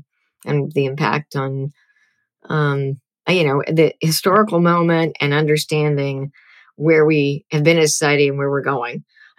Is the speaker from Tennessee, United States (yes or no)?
no; Whitefish Bay, Wisconsin, United States; I grew up in Whitefish Bay, Wisconsin, where there were no people of color.